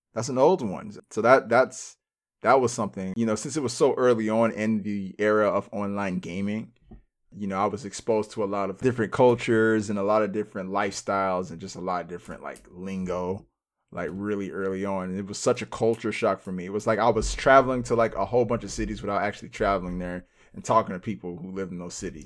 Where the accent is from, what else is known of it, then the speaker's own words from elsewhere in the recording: United States; also born or lived in Cincinnati, Ohio / Phoenix, Arizona; now in Los Angeles, United States; we're American